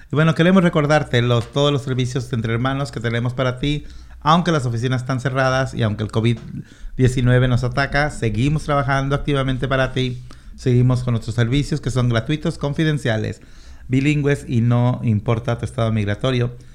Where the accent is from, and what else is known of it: Mexico; now in Washington, United States